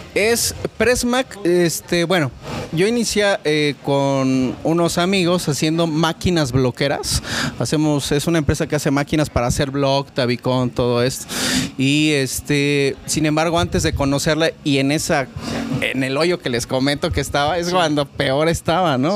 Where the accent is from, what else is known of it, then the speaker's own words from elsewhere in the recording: Oaxaca, Mexico; now in Querétaro, Mexico; yo soy de Oaxaca también